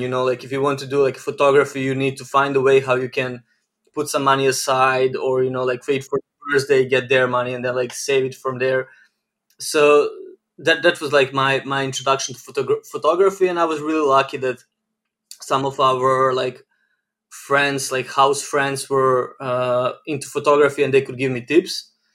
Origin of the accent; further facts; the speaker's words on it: Novi Sad, Vojvodina, Serbia; I'm born and raised in Novi Sad, Serbia